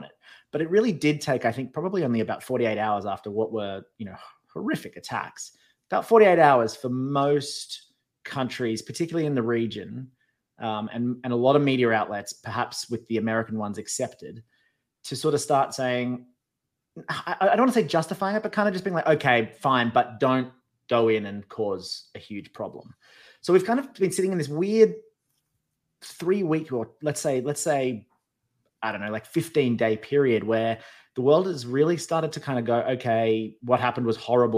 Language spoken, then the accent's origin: English; Australia; moved away as an adult; now in United States; I am still Australian. I live in America, but I am still I'm still a citizen of my country of birth